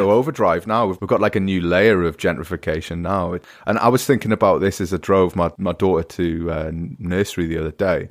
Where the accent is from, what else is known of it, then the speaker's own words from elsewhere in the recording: United Kingdom; now in Germany; as a British person